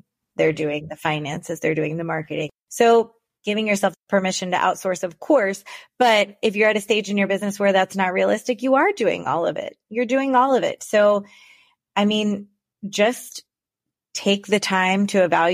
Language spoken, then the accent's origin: English; Florida, United States; I am from Florida